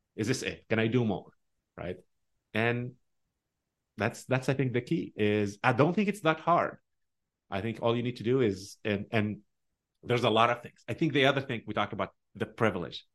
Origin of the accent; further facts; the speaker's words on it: Tunisia; English is a second language; moved away as an adult; also born or lived in Omaha, Nebraska; now in United States; I grew up in a Muslim country